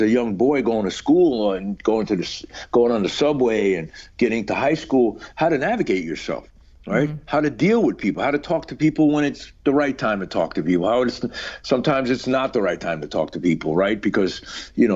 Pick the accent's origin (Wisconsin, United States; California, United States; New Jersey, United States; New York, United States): New York, United States; New York City; growing up in New York at that time